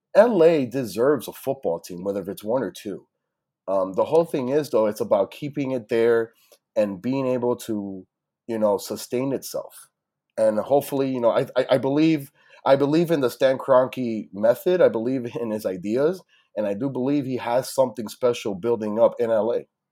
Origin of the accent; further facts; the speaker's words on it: Miami, Florida, United States; I was born and raised in Miami, Florida